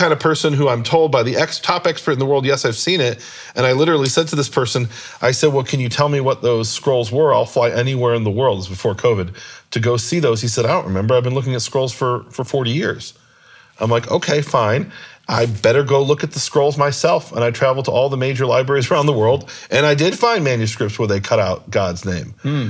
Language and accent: English; Chicago, Illinois, United States; born there; also born or lived in Israel; I was born in Chicago, lived most about half of my life in Israel, but in my heart, I'm from Missouri, the show me state.